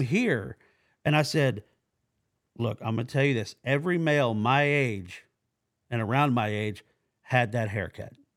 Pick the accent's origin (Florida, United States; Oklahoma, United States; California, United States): Oklahoma, United States; also born or lived in Virginia Beach; I'm from Oklahoma